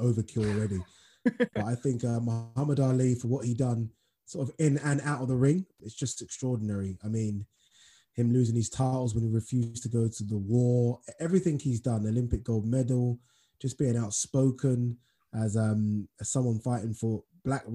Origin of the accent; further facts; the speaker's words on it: Nigeria; Being Nigerian myself